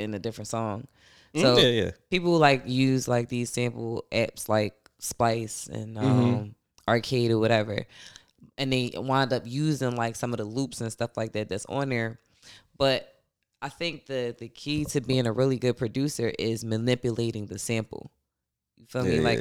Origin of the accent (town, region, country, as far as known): Philadelphia, Pennsylvania, United States; born or raised there; also born or lived in Bronx, New York